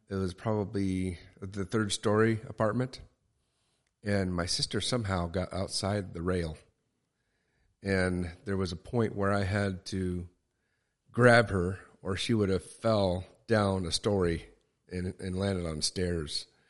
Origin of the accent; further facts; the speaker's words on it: Tillamook, Oregon, United States; I was born in Tillamook, Oregon